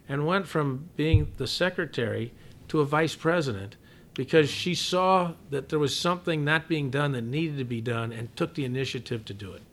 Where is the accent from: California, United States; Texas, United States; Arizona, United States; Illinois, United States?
Illinois, United States; Southern; moved away as an adult; also born or lived in Chicago; growing up in Southern Illinois